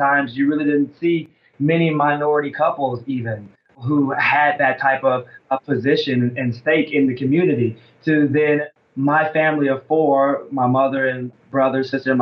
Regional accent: Alabama, United States; moved away; because I live up north and I'm actually from Alabama

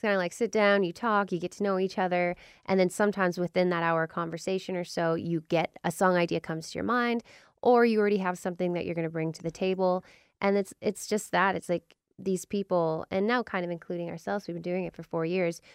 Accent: Vancouver, British Columbia, Canada; moved away as an adult; now in Nashville, United States; we're from Vancouver, British Columbia, but we've been in Nashville for the last four years

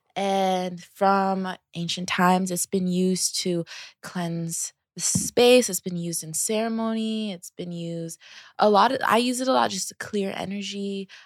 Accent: Seattle, Washington, United States; I am from Seattle, um, Seattle, Washington. Um, I grew up with me, my mom

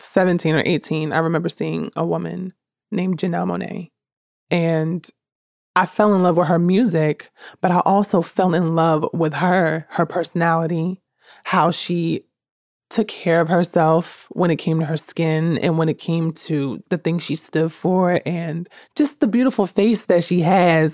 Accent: Newark, New Jersey, United States; also born or lived in Jackson, New Jersey; I'm born and raised in Newark, New Jersey, 'cause that's just where m, most of my life took place.

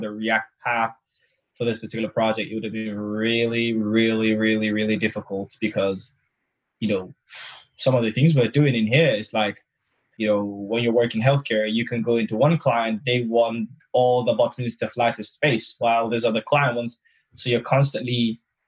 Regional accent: Nigeria; now in London, United Kingdom; I am known as the Nigerian that lives in England.

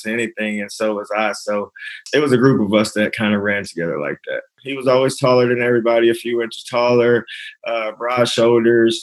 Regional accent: Lubbock, Texas, United States; I grew up in Lubbock

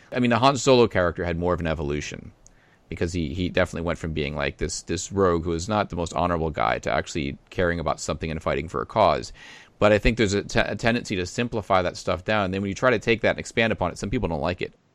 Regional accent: Boston, Massachusetts, United States; in Boston, I would watch Creature Double

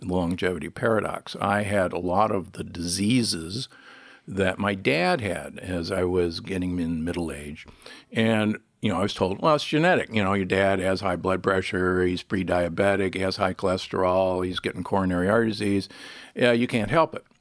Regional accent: United States; also born or lived in Nebraska / Milwaukee, Wisconsin; I was born and raised in Nebraska and, and Milwaukee

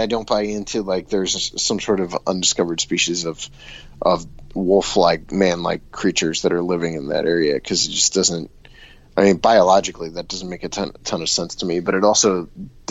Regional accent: Bolivar, Ohio, United States; I grew up in Bolivar

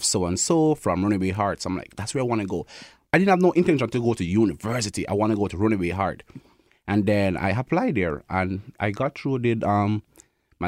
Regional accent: Kingston, Jamaica; moved away as an adult; also born or lived in Thompson, Canada; now in Winnipeg, Canada; So I'm from Kingston, Jamaica. That's where I was born.

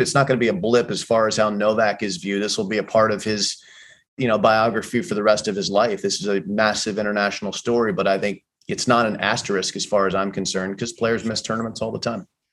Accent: Dade City, Florida, United States; moved away; I came from Dade City, Florida, which is a small town in Central Florida. Played Little League Baseball

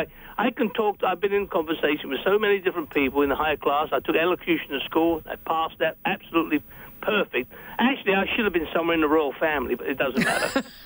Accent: London, United Kingdom; accent: Cockney; moved away; I'm a Cockney from London

